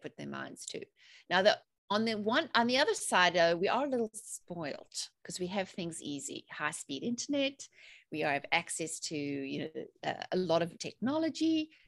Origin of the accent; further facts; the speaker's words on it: South Africa; moved away as an adult; also born or lived in England; now in North Carolina, United States; I'm originally from South Africa, but I've been living in the USA in North Carolina for 15 years now.